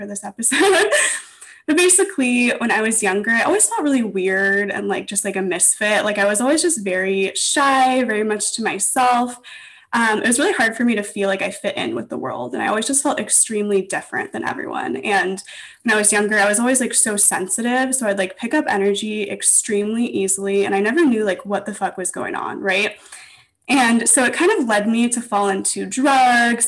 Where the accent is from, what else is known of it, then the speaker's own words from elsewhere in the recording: Los Angeles, California, United States; also born or lived in Santa Barbara / New York; I was actually born and raised in Los Angeles, and I live here now